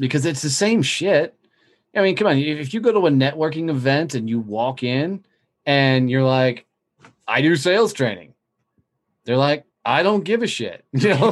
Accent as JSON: {"language": "English", "town": "Fort Worth", "region": "Texas", "country": "United States", "tie": "born or raised there", "said": "In my hometown of Fort Worth, Texas, a lot of people knew who I was"}